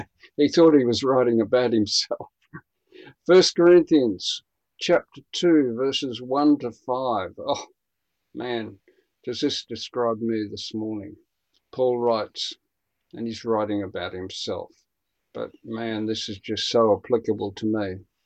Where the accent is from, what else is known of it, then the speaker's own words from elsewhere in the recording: Queensland, Australia; also born or lived in Brisbane, Australia; me being a Queenslander and an East Coaster